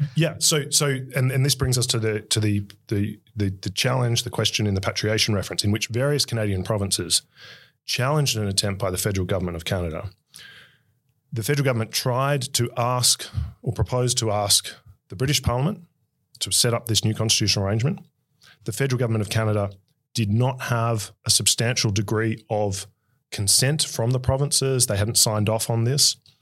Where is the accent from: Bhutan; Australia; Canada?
Australia; ours in Australia